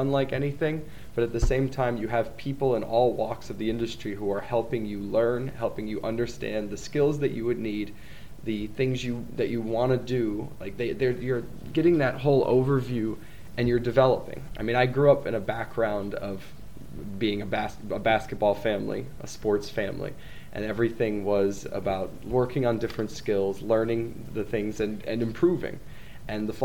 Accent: Saratoga Springs, New York, United States; moved away as an adult; now in Newmarket, United Kingdom; growing up near Saratoga

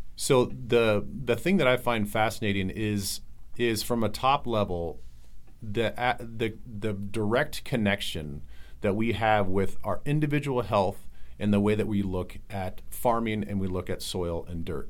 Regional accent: Midwest, United States; also born or lived in Iowa / South Dakota; I grew up in Iowa and South Dakota

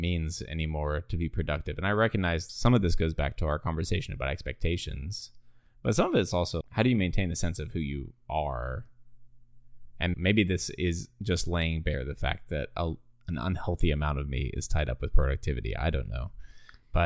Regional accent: Australia; moved away; I grew up in Australia

